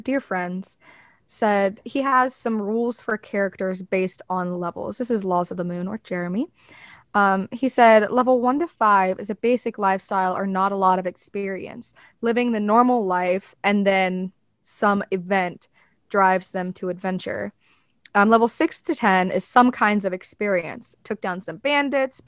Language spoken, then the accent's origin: English; the South, United States; accent: Southern; You can hear my Southern accent there a little bit.